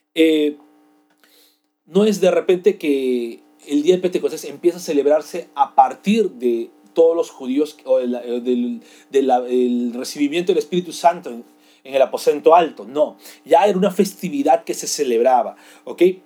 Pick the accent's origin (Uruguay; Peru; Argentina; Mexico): Peru; nosotros como peruanos hablamos español